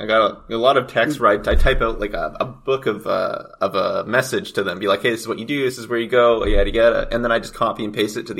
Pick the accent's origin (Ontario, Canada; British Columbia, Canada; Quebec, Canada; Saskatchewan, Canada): British Columbia, Canada; Kelowna; I was born and raised here in Kelowna.